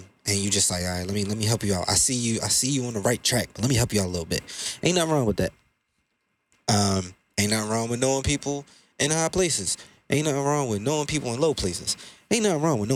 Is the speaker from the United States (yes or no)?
yes; Baltimore, Maryland, United States; I'm from Baltimore